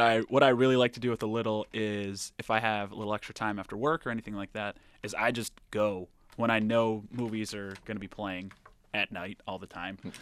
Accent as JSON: {"language": "English", "region": "Rhode Island", "country": "United States", "moved": "yes", "said": "I'm from Rhode Island originally"}